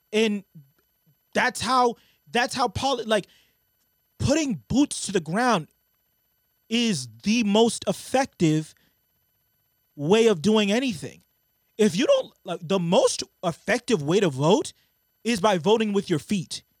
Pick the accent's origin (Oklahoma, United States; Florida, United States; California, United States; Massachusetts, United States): Massachusetts, United States; Brockton; I remember us growing up in Brockton